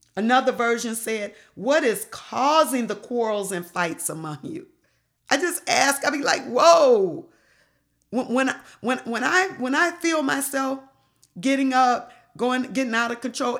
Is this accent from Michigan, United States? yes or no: yes; Detroit, Michigan, United States; moved away; I came from Detroit.